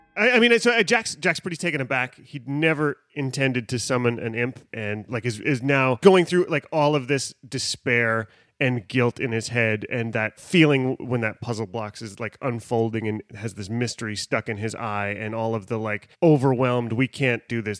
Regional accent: Western Canada, Canada; I'm from the West

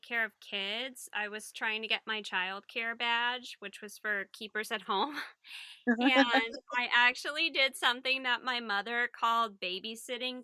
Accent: the South, United States; I'm from the South

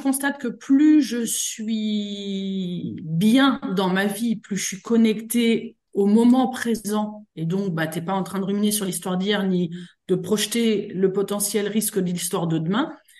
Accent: Meuse, Grand Est, France; je viens de la Meuse

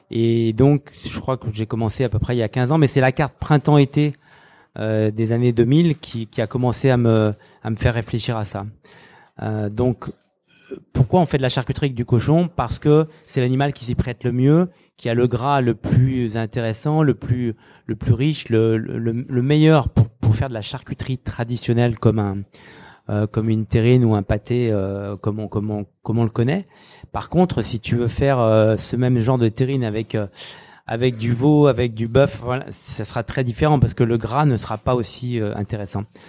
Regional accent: Saint-Étienne, Auvergne-Rhône-Alpes, France; moved away; also born or lived in Lyon / Paris / New York; je suis stéphanois

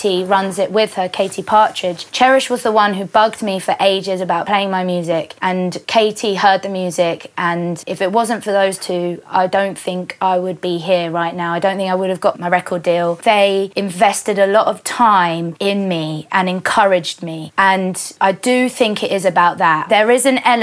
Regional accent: London, United Kingdom; I would always identify myself as a Londoner

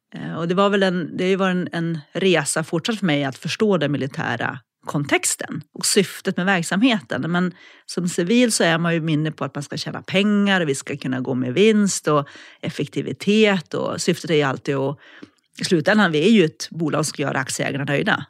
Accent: Norrland, Sweden; moved away as an adult; also born or lived in Umeå / Alps; now in Linköping, Sweden; Jag är från Norrland från början, mm. uppvuxen där

